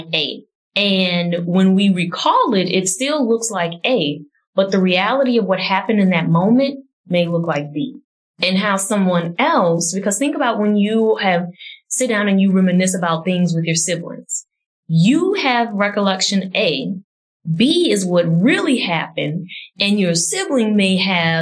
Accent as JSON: {"language": "English", "town": "New Orleans", "region": "Louisiana", "country": "United States", "tie": "born or raised there", "said": "growing up in New Orleans, like the early 90s, New Orleans was the murder capital"}